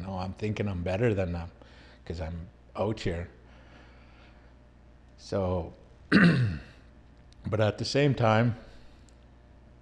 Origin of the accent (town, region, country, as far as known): Canada; now in United States